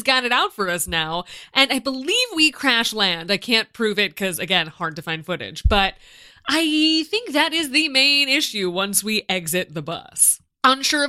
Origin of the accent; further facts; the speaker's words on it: United States; as an American